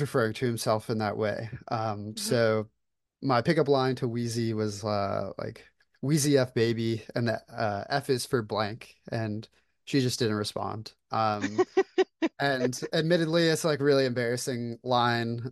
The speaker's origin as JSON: {"language": "English", "region": "Florida", "country": "United States", "tie": "born or raised there", "moved": "as an adult", "lives_now": "Atlanta, United States", "said": "I currently live in Atlanta, Georgia. I was born and raised in Florida"}